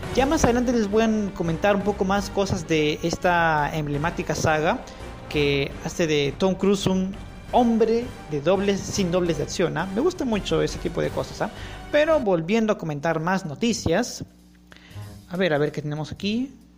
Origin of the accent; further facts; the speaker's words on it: Peru; Soy peruano